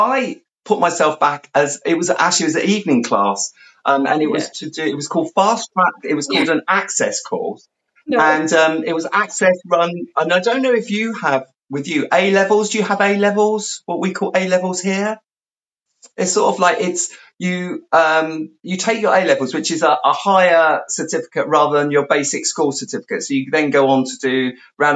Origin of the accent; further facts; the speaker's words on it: London, United Kingdom; moved away; also born or lived in South West England; we moved from the London area to out into the country, to the sort of the southwest of the country.